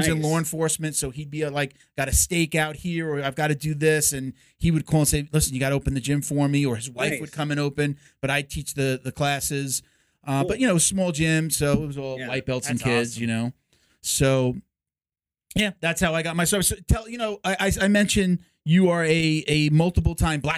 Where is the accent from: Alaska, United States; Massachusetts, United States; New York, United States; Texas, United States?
New York, United States; Long Island; accent: New York; I grew up on Long Island